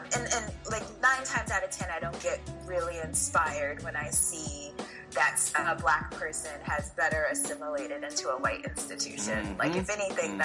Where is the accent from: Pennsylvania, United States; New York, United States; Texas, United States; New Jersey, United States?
New York, United States; New York City; I grew up in New York City